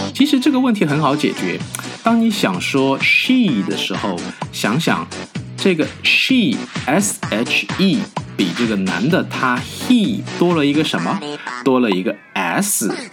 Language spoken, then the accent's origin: Chinese; China; moved away; 我们中国人